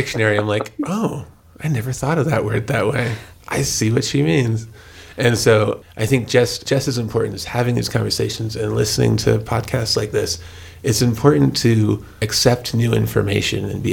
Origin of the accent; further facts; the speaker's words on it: New Mexico, United States; growing up in New Mexico